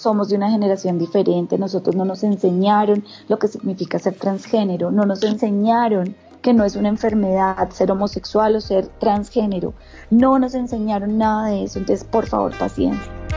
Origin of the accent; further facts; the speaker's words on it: Bogotá, Colombia; also born or lived in Medellín; now in Chía, Colombia; nací en Bogotá, pero he sido, pues tengo familia completamente caldense.